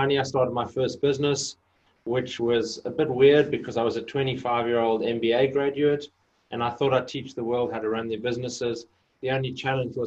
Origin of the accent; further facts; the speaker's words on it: Johannesburg, Gauteng, South Africa; moved away; So I grew up in Johannesburg. I was actually born in a little town in the middle of the desert, but grew up most of my life in Johannesburg